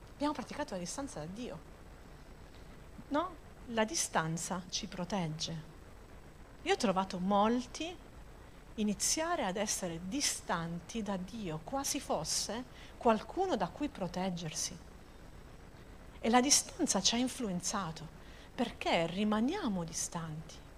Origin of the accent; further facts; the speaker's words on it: Apulia, Italy; io da buona pugliese